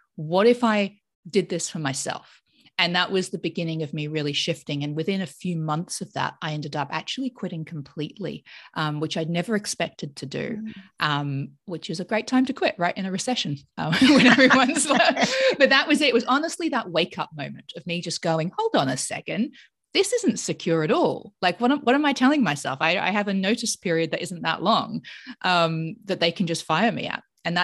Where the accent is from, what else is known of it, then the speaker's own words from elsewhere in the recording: Australia; moved away as an adult; also born or lived in United Kingdom; now in United States; I grew up in Australia, but my parents were not Australian. So my father's English and my mother was from Mauritius